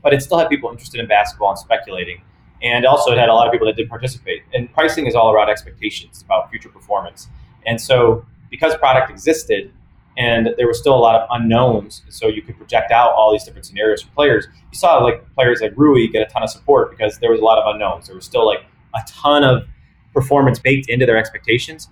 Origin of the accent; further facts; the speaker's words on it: Cleveland, Ohio, United States; I'm from Cleveland, and we don't have a hockey team